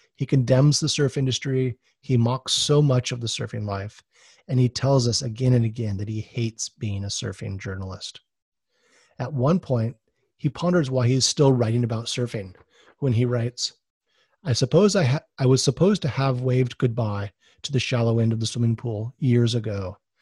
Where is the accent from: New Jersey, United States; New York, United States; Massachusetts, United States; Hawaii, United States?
Hawaii, United States; Oahu; I'm actually from Oahu and a second generation surfer